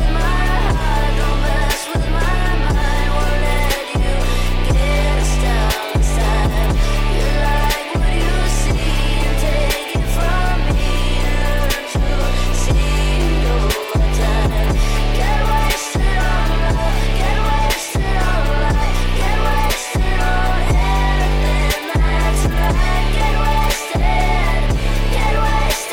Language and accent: English; Tampa, Florida, United States; now in New York, United States; being from Florida